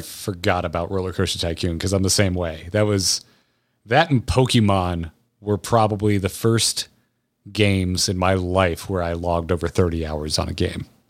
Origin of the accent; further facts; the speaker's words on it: Florida, United States; I am old enough to have been a child when Tropicana Field opened in Tampa growing up in Florida